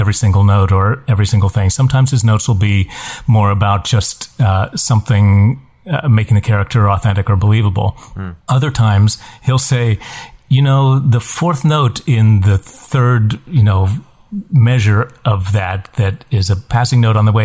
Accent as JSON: {"language": "English", "region": "West Virginia", "country": "United States", "tie": "born or raised there", "said": "when I grew up in West Virginia"}